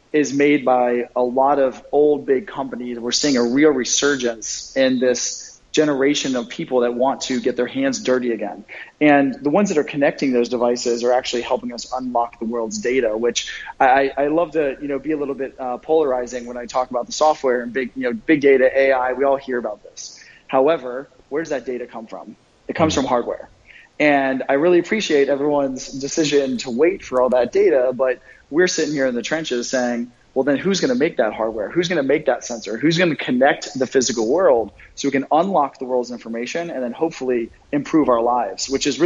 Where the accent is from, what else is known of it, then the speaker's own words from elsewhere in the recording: Virginia, United States; moved away as an adult; also born or lived in San Francisco, United States; now in Hong Kong; I'm originally from the East Coast in Virginia, but I spent about 10 years in the Valley in San Francisco before I moved here.